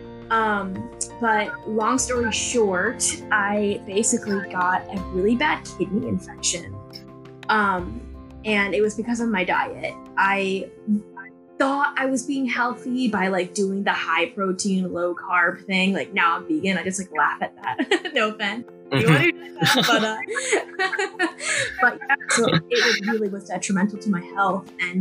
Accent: Connecticut, United States; moved away as an adult; now in Encinitas, United States; I'm originally from Connecticut, but I moved out here for college, and then I ended up just staying

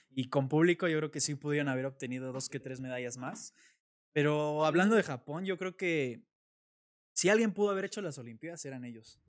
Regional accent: Mexico; como mexicano

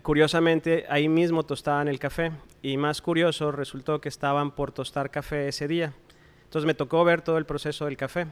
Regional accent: Coahuila, Mexico; now in Monterrey, Mexico; soy originario de Coahuila

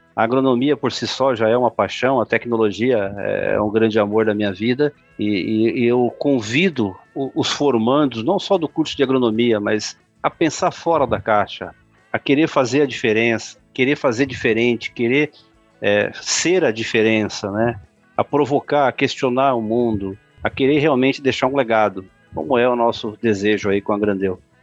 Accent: Brazil; eu sou brasileiro

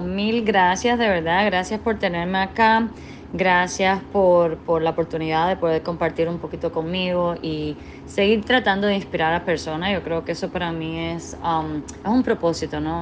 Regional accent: Cuba; moved away as an adult; now in Washington, D.C., United States; nací en Cuba, me crié en Cuba hasta los 20 años

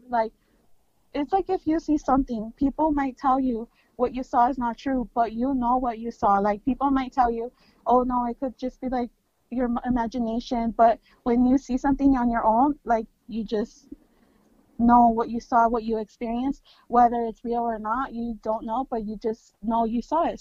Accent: California, United States; I'm Mexican American. I'm born from California. I'm born in California.

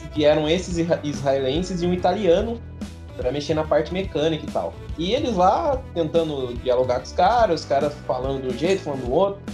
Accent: Leme, São Paulo, Brazil; Eu mal saí de Leme, eu sou um menino que os pés fincados na terra

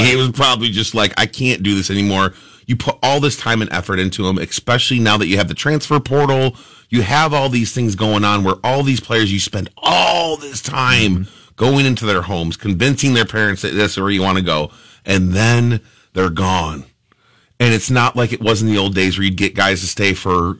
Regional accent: Syracuse, New York, United States; I'm from Syracuse.

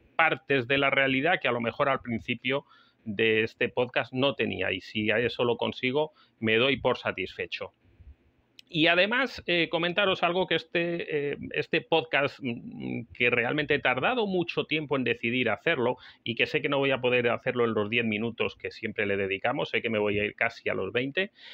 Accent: Spain; España, el país donde yo nací

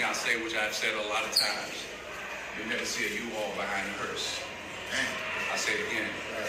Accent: Mount Vernon, New York, United States; I grew up in Mount Vernon.

